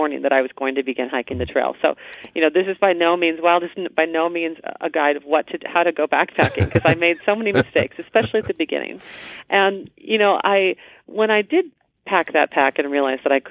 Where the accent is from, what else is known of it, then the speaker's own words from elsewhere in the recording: a little town west of Duluth, Minnesota, United States; now in Portland, United States; I grew up in a little town west of Duluth